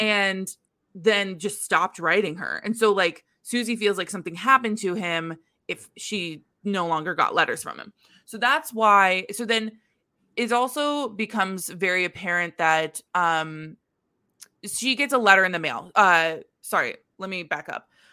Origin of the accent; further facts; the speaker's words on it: Midwest, United States; moved away as an adult; also born or lived in New York; as a Midwesterner in New York